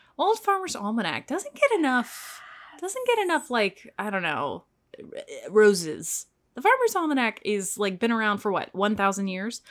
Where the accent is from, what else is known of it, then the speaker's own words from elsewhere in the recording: Texas, United States; I am from Texas